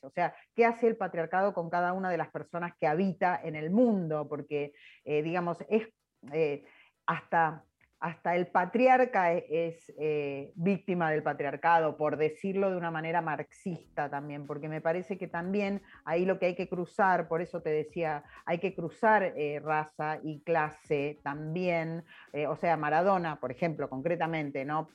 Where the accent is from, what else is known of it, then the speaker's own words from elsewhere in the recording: Argentina; soy argentina